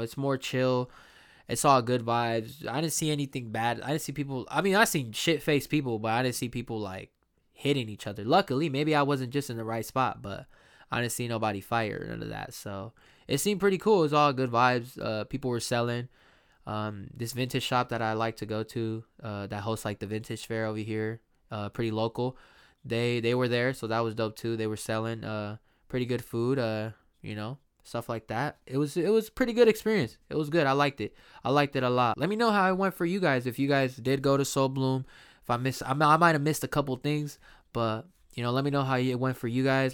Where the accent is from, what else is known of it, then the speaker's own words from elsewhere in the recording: Sacramento, California, United States; here in my hometown, Sacramento, uh, Sacramento, California